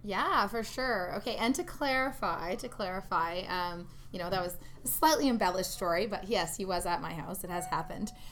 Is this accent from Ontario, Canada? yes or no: yes; Ontario, Canada; moved away as an adult; also born or lived in Toronto / Vancouver; now in Edmonton, Canada; I'm originally from Ontario, so I worked out there in Toronto